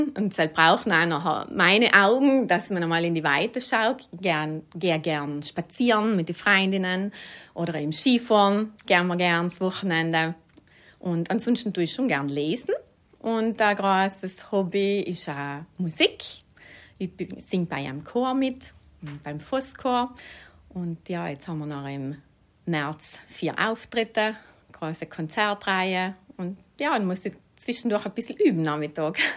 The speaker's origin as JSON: {"language": "German", "town": "St. Pauls", "region": "Trentino-Alto Adige", "country": "Italy", "lives_now": "Bolzano, Italy", "said": "Ich komme aus St. Pauls im Überritt. Ich komme von einer landwirtschaftlichen Familie. Also wir haben noch einen Obst- und Weinbau gehabt und jetzt wohne ich in Gries"}